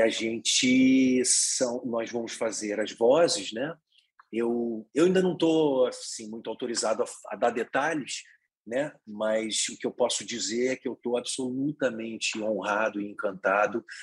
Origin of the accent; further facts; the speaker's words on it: Petrópolis, Rio de Janeiro, Brazil; moved away; eu sou de Petrópolis, uma cidade na Serra ali, eu não fui criado no Rio de Janeiro, numa cidade grande